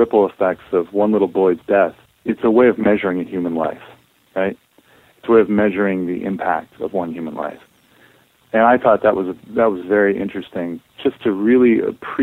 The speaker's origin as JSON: {"language": "English", "region": "Northeast", "country": "United States", "tie": "born or raised there", "said": "I grew up in the Northeast"}